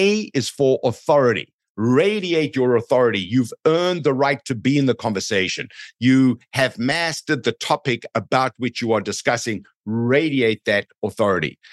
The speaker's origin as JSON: {"language": "English", "country": "South Africa", "moved": "yes", "lives_now": "Canada", "said": "I'm from South Africa"}